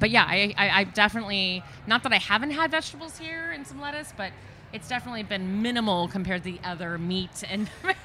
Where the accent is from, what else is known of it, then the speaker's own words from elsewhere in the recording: Long Beach, California, United States; now in Los Angeles, United States; I grew up in Long Beach